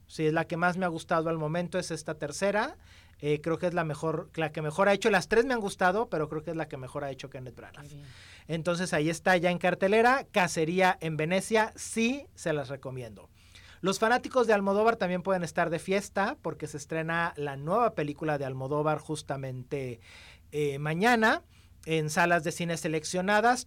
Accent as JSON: {"language": "Spanish", "country": "Mexico", "said": "somos los mexicanos"}